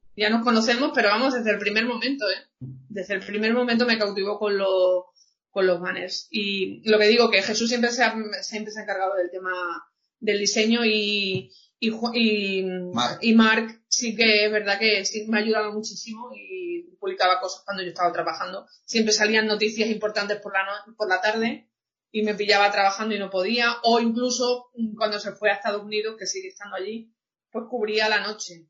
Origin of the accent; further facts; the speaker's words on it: Cáceres, Extremadura, Spain; soy de Cáceres de Extremadura